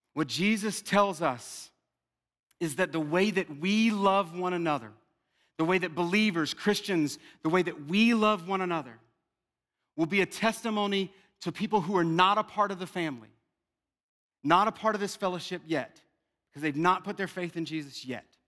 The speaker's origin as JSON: {"language": "English", "region": "South Louisiana", "country": "United States", "said": "I'm from South Louisiana"}